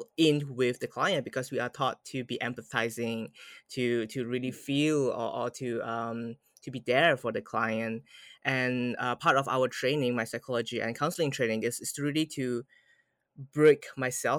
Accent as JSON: {"language": "English", "country": "Malaysia", "tie": "born or raised there", "moved": "as an adult", "lives_now": "New Zealand", "said": "I'm at the moment I'm in New Zealand, but I'm originally from Malaysia. And I've been through the Malaysian education system"}